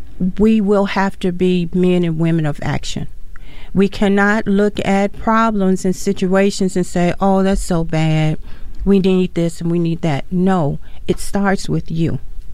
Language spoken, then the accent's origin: English; Gary, Indiana, United States; now in Mankato, United States; I came from Gary, Indiana.